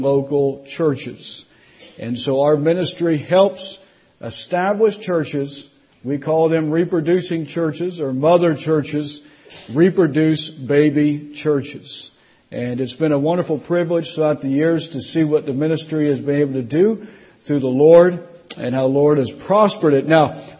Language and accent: English; South Florida, United States; also born or lived in Indiana; now in Tennessee, United States; I grew up in South Florida